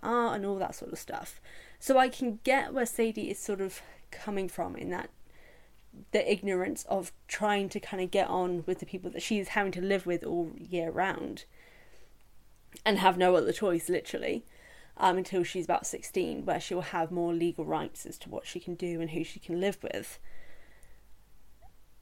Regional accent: England, United Kingdom; as an English person

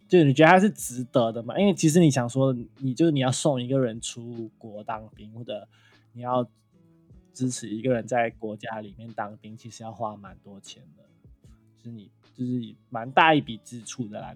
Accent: Malaysia; 我老家就是在靠近，就是，就是你知道，就是那些 ，原始森林保，就是保护区那，那一种

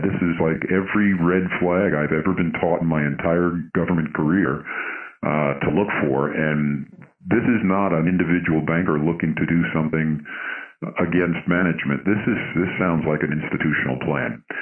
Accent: New York, United States; I'm originally from New York.

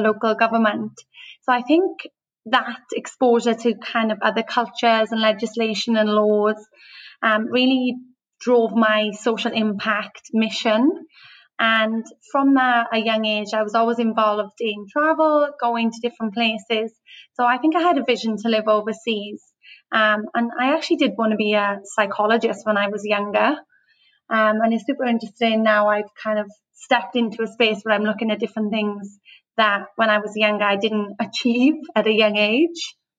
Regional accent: Wales, United Kingdom; moved away as an adult; now in Australia; I'm from Wales. So um, grew up in the UK and moved to mm. Australia six years ago

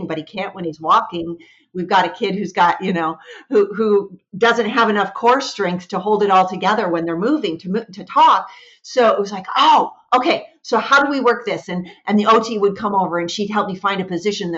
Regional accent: Washington, United States; moved away as an adult; also born or lived in Michigan; I was born and raised in Washington

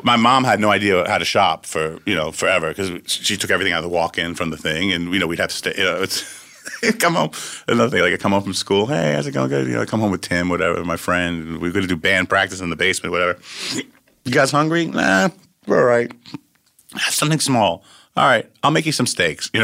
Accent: Syosset, New York, United States; also born or lived in Valley Stream, New York; Exit forty-three in Long Island's where I grew up

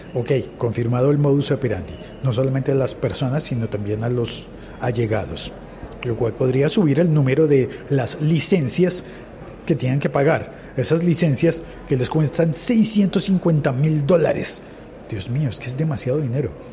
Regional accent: Colombia; En Colombia, en mi país

